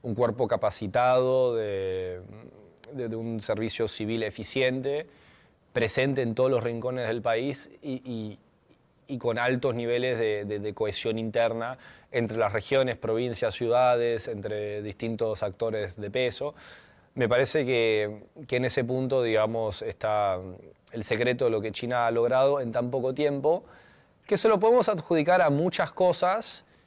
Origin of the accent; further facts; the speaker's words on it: Argentina; siendo occidental, siendo latino, siendo argentino